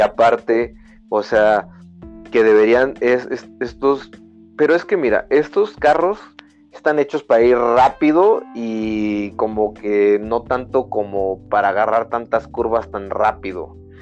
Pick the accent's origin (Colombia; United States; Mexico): Mexico; como mexicano